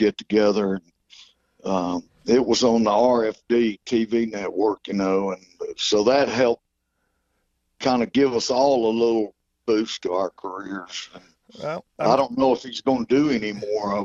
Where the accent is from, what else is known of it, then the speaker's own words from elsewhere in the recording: Georgia, United States; I'm from Georgia